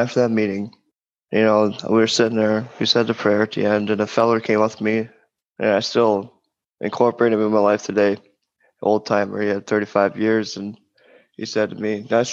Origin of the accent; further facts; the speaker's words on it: Wisconsin, United States; moved away as an adult; now in East Coast, United States; moving to the East Coast from Wisconsin. Because as Lee said, I'm from Wisconsin. And did all my drinking there.